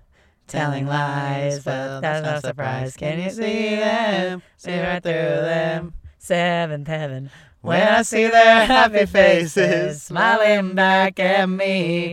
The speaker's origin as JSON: {"language": "English", "region": "London", "country": "United Kingdom", "said": "I'm from London, so."}